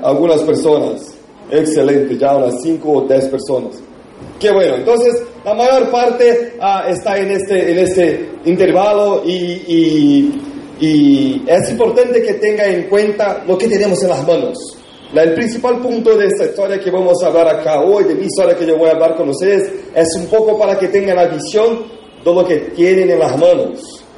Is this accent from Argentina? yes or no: no; Brazil; Spanish is a second language; nosotros en Brasil